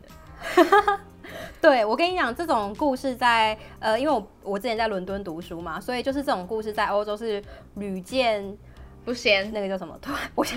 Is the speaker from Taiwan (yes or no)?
yes; Taiwan; moved away; 身为一个台湾人